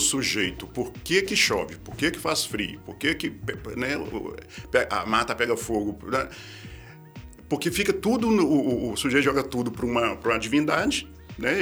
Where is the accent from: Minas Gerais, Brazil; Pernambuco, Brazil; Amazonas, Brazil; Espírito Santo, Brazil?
Minas Gerais, Brazil; Belo Horizonte; lá em Belo Horizonte, na né, cidade onde eu nasci